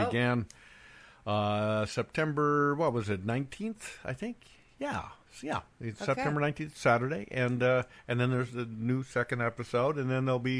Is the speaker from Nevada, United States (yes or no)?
no; Bend, Oregon, United States; moved away; my hometown of Bend, Oregon